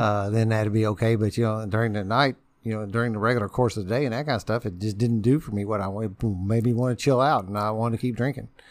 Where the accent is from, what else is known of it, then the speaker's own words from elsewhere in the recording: New Albany, Indiana, United States; also born or lived in Louisville, Kentucky; born and bred in Albany.